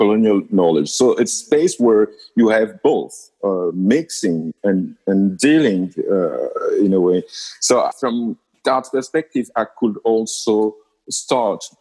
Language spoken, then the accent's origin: English; Lubumbashi, Haut-Katanga, DR Congo; I was born and raised in Lubumbashi